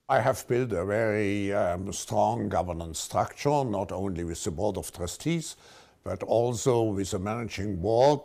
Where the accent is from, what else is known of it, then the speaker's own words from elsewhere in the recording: Baden-Württemberg, Germany; I grew up in a, a middle-sized town just, uh, north of Switzerland in Germany.